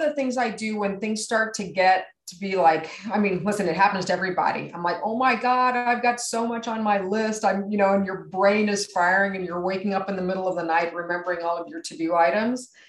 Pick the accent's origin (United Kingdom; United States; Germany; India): United States; San Antonio, Texas; San Antonio, my hometown where I'm from